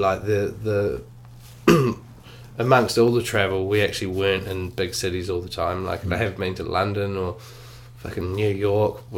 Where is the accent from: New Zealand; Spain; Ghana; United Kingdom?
New Zealand; Auckland; when I was growing up in Auckland